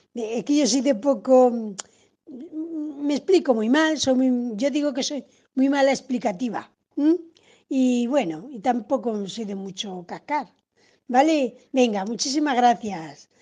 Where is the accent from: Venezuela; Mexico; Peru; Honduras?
Honduras; moved away as an adult; now in Spain; soy de Honduras y ya tengo más de tres años de estar aquí en España